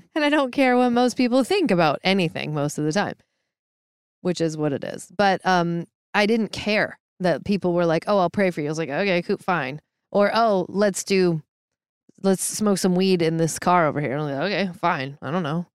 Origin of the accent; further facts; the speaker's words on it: Issaquah, Washington, United States; I grew up in Seattle area, south of Seattle in Maple Valley slash Hobart slash Issaquah.